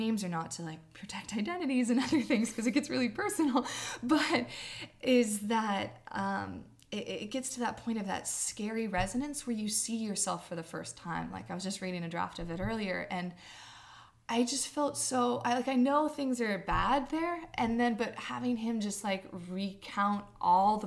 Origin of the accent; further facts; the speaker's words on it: California, United States; moved away; my hometown, which is this rural town in Northern California on the Oregon border